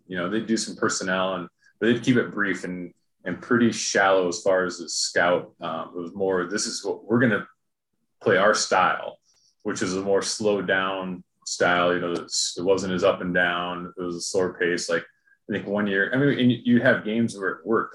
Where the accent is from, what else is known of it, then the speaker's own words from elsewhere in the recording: Clear Lake, Iowa, United States; I'm from Clear Lake